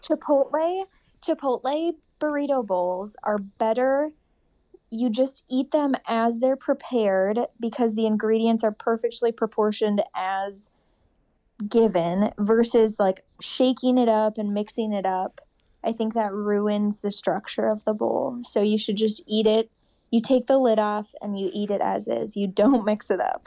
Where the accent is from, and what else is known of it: Rochester, Minnesota, United States; born or raised there; moved away as an adult; also born or lived in Seattle, Washington / Madison, Wisconsin; now in Minneapolis, United States